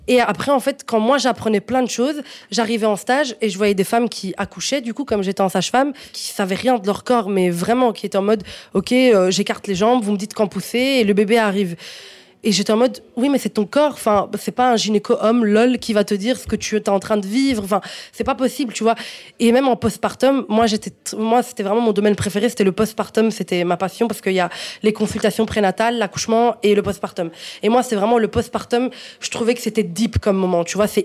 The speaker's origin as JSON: {"language": "French", "country": "Morocco", "said": "Donc moi, je suis marocaine à 100%."}